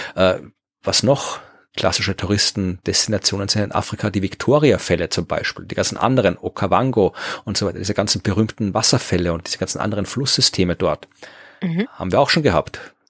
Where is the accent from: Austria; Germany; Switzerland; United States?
Austria